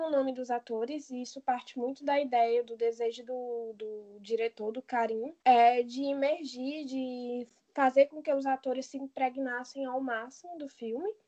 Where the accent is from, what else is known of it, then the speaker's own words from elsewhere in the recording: Iguatu, Ceará, Brazil; Sim, é a minha cidade natal.